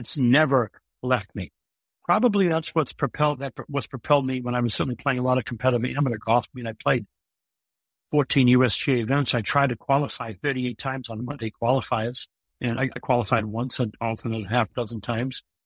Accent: Millis, Massachusetts, United States; also born or lived in Gardner Street, Boston (Allston), Massachusetts; I grew up on Gardner Street, a three-decker on Gardner Street. There's no golf on Gardner Street. But when I was, when I was nine years old, my, my parents moved to Millis

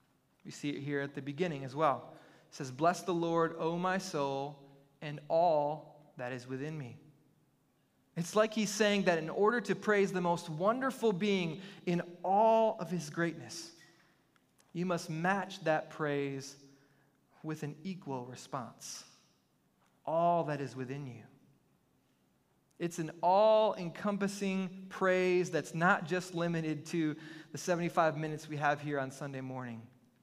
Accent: Michigan, United States; moved away; We're originally from Michigan, and so one of the things that we loved since we've moved to this area of the country is that we can enjoy the warm waters of the Gulf.

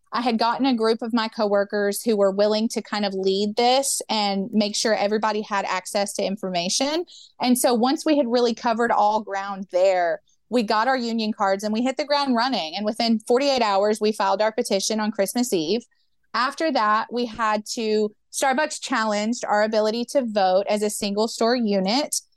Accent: Memphis, Tennessee, United States; I grew up in Memphis, Tennessee

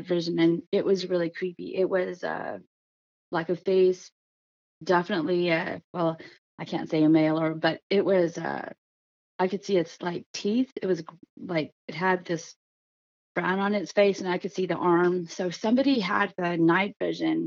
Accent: Texas, United States; I'm from Texas

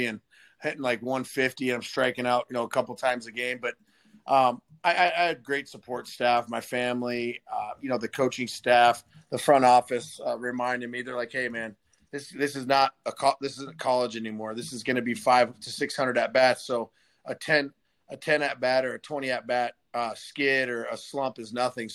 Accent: Arizona, United States; also born or lived in California; we moved back to Arizona. I'm born there, but we moved back from California when I was seven. So I went to high school at Canyondale Oral High School

